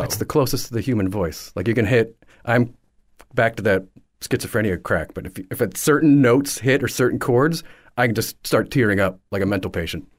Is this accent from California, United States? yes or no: no; Newburgh, New York, United States; moved away as an adult; also born or lived in Oswego, New York; now in Naples, United States; Born in upstate New York, around, born in Oswego. My family moved downstate to around Poughkeepsie. actually Newburgh, New York.